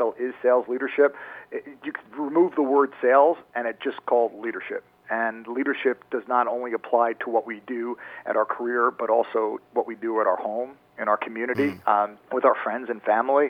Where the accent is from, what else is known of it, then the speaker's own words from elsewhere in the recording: New York, United States; moved away as an adult; also born or lived in Maryland; Born and raised in New York, went to school down at University of Maryland